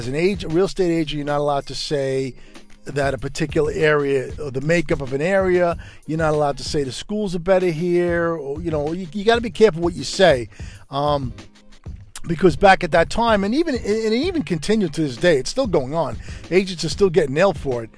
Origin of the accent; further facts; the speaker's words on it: New York City, New York, United States; Growing up in Brooklyn, New York, in the 60s, early 70s